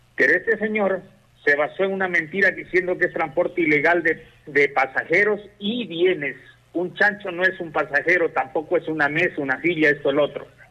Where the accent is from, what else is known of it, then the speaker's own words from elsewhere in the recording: Malacatos, Loja, Ecuador; also born or lived in Europe; yo soy de Molacatus